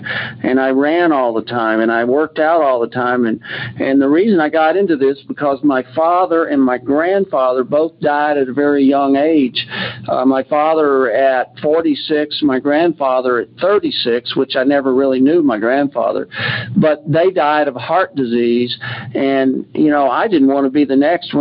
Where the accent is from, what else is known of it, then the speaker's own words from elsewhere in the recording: Houston, Texas, United States; moved away; I grew up in Texas. I'm a fifth generation Texan, and I'm not in Texas now.